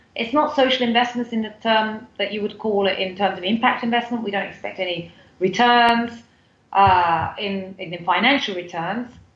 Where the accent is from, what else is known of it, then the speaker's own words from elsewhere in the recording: United Kingdom; moved away as an adult; now in Turkey; I grew up in the UK, as you can probably tell from my accent.